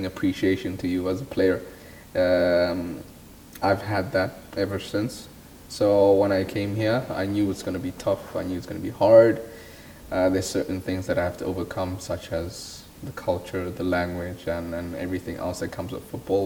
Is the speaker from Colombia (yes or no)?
no; South Africa; also born or lived in Denmark; now in France; as South Africans, we don't get to play in major tournaments such as these abroad